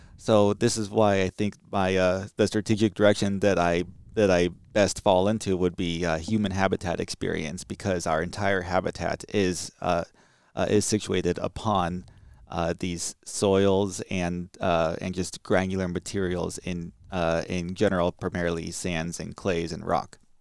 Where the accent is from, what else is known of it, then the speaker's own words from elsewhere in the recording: California, United States; moved away; I'm from California.